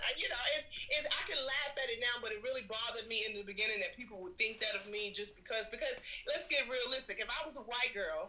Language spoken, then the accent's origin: English; New York City, New York, United States; I grew up in Red Hook West Projects.